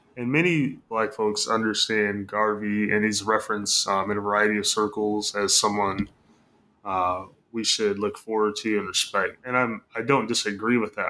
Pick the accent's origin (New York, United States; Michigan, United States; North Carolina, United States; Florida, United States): Michigan, United States; moved away; I'm from Michigan, so grew up in the Midwest